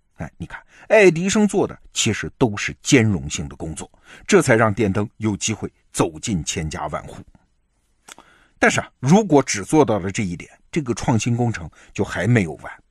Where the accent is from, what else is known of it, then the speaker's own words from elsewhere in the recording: China; 我们中国人